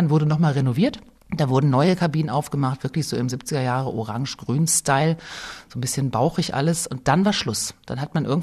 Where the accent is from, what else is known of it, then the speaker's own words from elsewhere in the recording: North Rhine-Westphalia, Germany; jetzt komme ich aus dem Kreis Herford in Ostwestfalen, gehe ich denn heute in unser Otto-Wedding-Bad, das äh, war wirklich mein Lieblingsfreibad aus den 20er Jahren